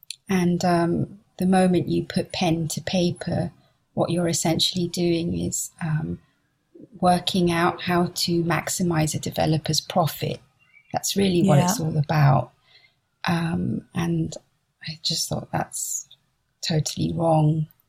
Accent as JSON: {"language": "English", "town": "Liverpool", "region": "North West England", "country": "United Kingdom", "tie": "born or raised there", "also_born_or_lived": "Benghazi, Libya", "said": "So I grew up in Liverpool. And then when I was about one, my parents moved to Libya."}